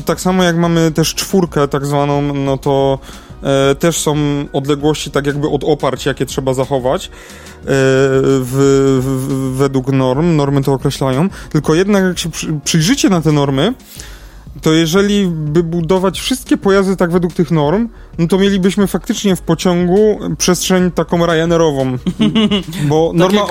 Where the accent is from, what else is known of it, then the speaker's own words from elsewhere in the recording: Kraków, Lesser Poland, Poland; Ja jestem z Krakowa